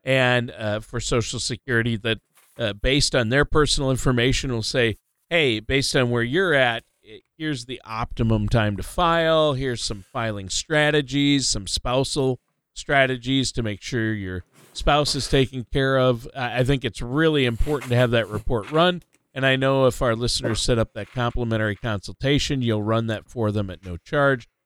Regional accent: Minnesota, United States; moved away; my home state of Minnesota

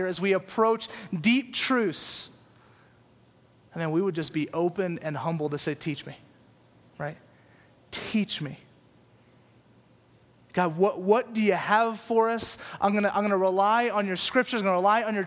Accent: Louisiana, United States; moved away; also born or lived in California; I moved to California from Louisiana. And so in Louisiana, all we listen to is country music and bluegrass. And so I grew up listening to this stuff

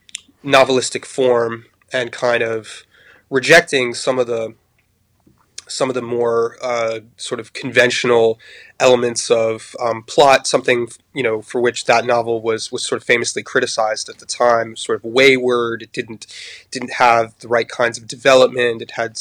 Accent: Paris, Île-de-France, France; also born or lived in United States; although I'm American, I grew up abroad. My parents were journalists, and we moved to Paris when I was quite young. I was about 8 years old.

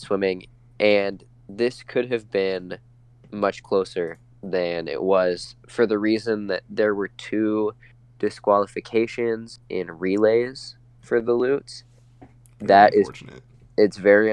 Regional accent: Spokane, Washington, United States; I'm from Spokane

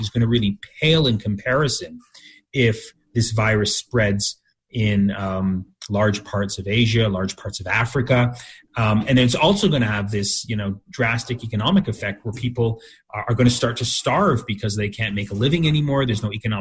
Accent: Canada; I was born in Canada and I have Canadian citizenship

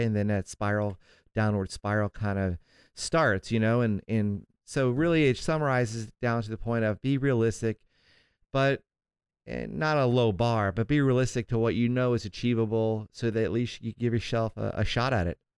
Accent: St. Augustine, Florida, United States; now in Southern California, United States; my hometown of Saint Augustine, Florida

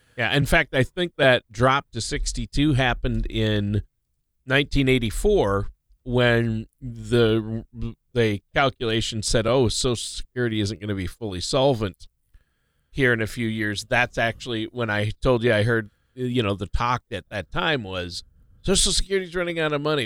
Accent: Minnesota, United States; moved away; Minnesota, my home state

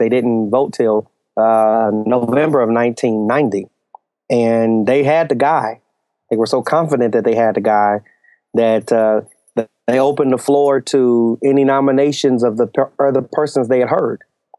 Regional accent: Los Angeles, California, United States; moved away as an adult; I am from this very strange country called Los Angeles, California. Oh, yeah. Born and raised there, spent the first 35 years of my life in the city and in the same church.

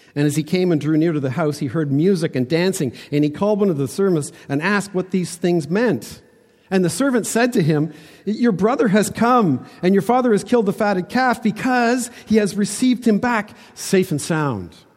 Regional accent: Toronto, Ontario, Canada; I was born in North Toronto, ki, not quite the suburbs, but close

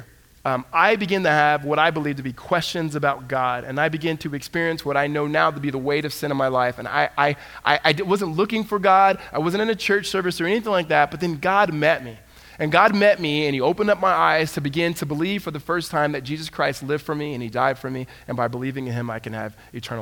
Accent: Southern California, United States; I grew up in Southern California

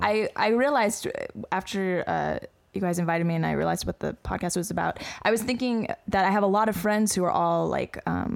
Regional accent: United States; But I realized as American, I feel a kind of actual like sense of like confidence

